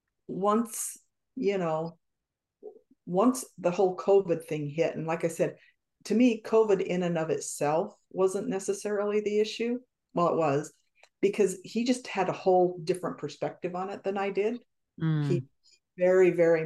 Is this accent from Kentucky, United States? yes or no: no; Wyoming, United States; We're both from Wyoming, you know, that's kind of a unique environment, I guess you'd say, to grow up in. We both grew up in small towns.